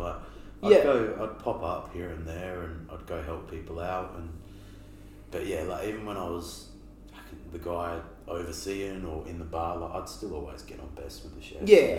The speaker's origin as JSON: {"language": "English", "town": "Clare", "region": "South Australia", "country": "Australia", "tie": "born or raised there", "also_born_or_lived": "Gawler", "lives_now": "Adelaide, Australia", "said": "our family, we moved from Clare like, I would have been around like 13, 14."}